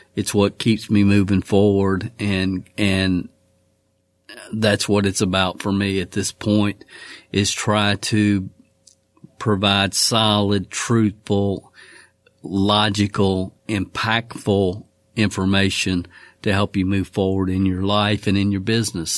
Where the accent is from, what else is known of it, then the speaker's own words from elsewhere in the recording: Kentucky, United States; my home state of Kentucky